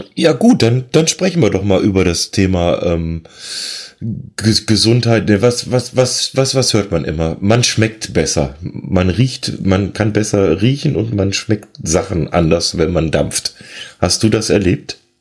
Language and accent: German; Rhineland, Germany